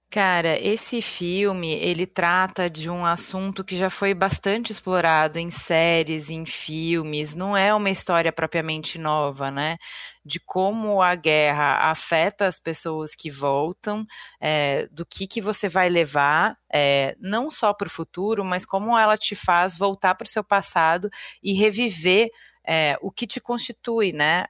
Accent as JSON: {"language": "Portuguese", "town": "Porto Alegre", "region": "Rio Grande do Sul", "country": "Brazil", "moved": "yes", "said": "saí de Porto Alegre"}